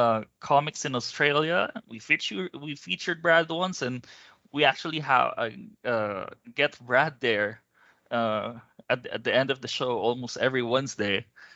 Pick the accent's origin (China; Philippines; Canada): Philippines; I'm from the Philippines, but I mostly work with Australian teams on a lot of things.